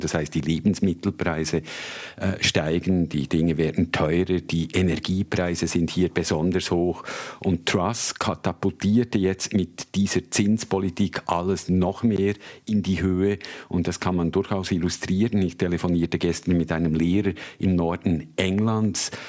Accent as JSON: {"language": "German", "country": "Switzerland", "also_born_or_lived": "Africa", "moved": "as an adult", "lives_now": "London, United Kingdom", "said": "als Schweizer Journalist"}